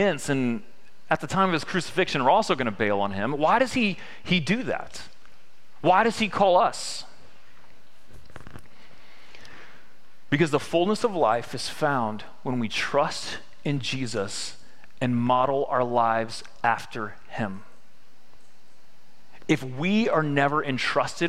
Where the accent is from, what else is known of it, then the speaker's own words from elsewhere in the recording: Victoria, Texas, United States; I'm from Victoria, Texas